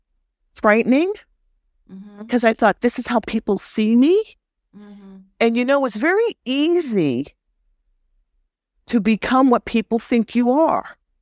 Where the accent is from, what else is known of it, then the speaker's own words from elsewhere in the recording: East Coast, Canada; as a young Black woman growing up in Canada, on the East Coast, I couldn't understand when I walked down the street why people would say things to me.